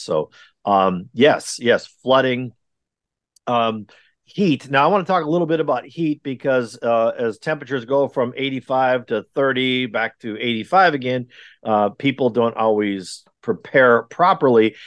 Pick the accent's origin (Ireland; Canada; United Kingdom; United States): United States; Wisconsin; also born or lived in California / Texas; now in North Carolina, United States; I'm, I'm originally from Wisconsin where it is wickedly cold all the time